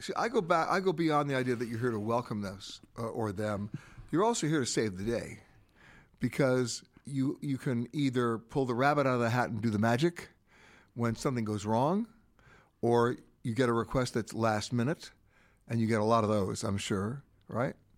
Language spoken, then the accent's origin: English; United States; as an American